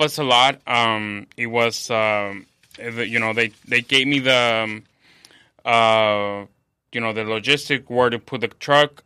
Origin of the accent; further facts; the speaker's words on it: Mexico; now in San Diego, United States; I'm from, I live in San Diego. I'm from Mexico